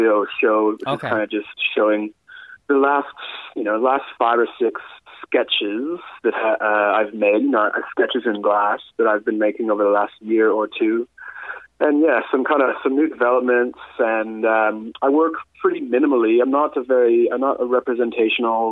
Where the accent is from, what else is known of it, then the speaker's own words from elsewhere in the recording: Canada; moved away as an adult; now in Adelaide, Australia; I came to Adelaide in 2009. I'm Canadian